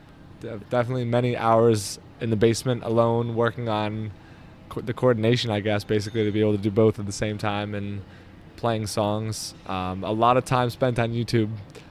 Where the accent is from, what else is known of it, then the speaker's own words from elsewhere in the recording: Albany, New York, United States; also born or lived in Lake George, New York / Poughkeepsie, New York; I grew up in Albany, and when I was a senior in high school, I moved up to Lake George, Queensbury area, and went to Lake George High School.